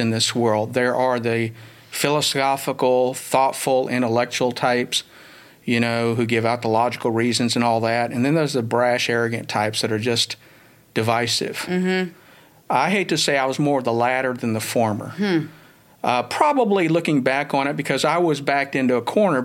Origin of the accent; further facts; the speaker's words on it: Houston, Texas, United States; also born or lived in Dallas, Texas; now in Houston, United States; I actually grew up on the northwest side of Houston and ultimately graduated from Jersey Village High School in northwest Houston.